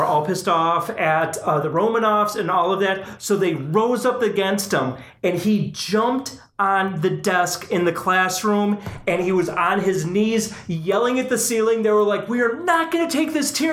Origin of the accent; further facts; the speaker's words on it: Chicago, Illinois, United States; moved away as an adult; also born or lived in Texas; we were both born and raised in the Chicagoland area. We moved down to Texas together